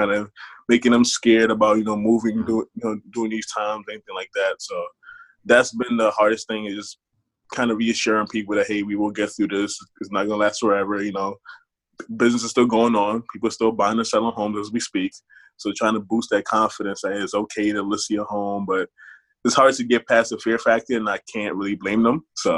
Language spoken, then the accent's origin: English; Harrisburg, Pennsylvania, United States; Harrisburg, PA.